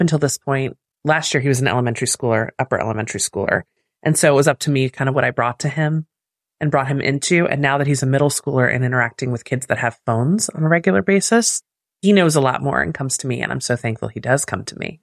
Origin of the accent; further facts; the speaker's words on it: United States; me as American